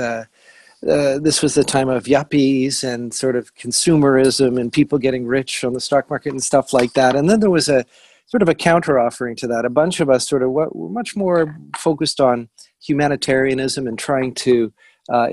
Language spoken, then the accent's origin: English; Hamilton, Ontario, Canada; I'm from Hamilton originally, right? So I grew up with this amazing university, McMaster